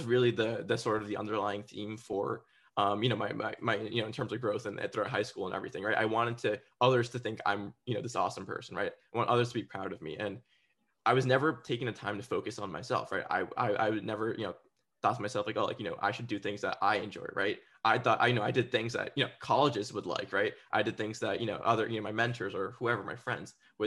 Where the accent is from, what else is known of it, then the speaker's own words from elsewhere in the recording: New Jersey, United States; the area that I grew up in New Jersey